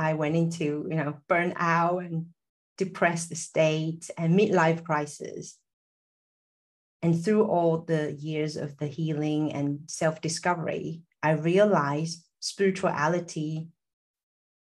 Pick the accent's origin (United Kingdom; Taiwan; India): Taiwan; moved away; also born or lived in Silicon Valley; I'm originally from Taiwan. I was born into like a mixture of Taiwanese, Chinese